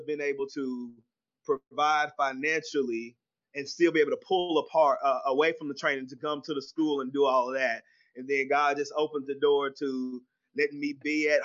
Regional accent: Waco, Texas, United States; also born or lived in Fort Worth, Texas / Tyler, Texas; I was born here in Fort Worth, moved to Waco when I was just a baby. Grew up in Waco, Texas

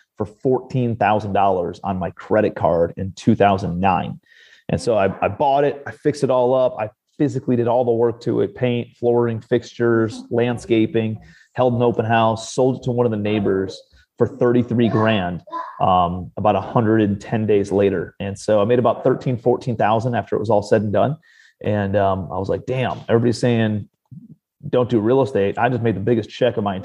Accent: Cleveland, Ohio, United States; moved away as an adult; also born or lived in New York City; I'm from Cleveland, Ohio originally, but I moved out to New York City

